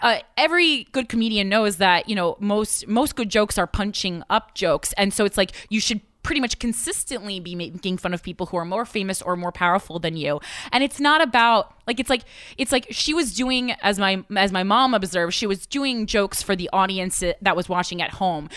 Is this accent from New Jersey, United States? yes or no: yes; New Jersey, United States; now in New York, United States; I'm from New Jersey